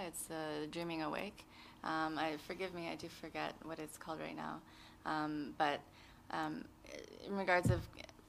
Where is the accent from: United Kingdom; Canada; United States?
Canada; I grew up in Canada, haven't been particularly religious or spiritual in any sort of the sense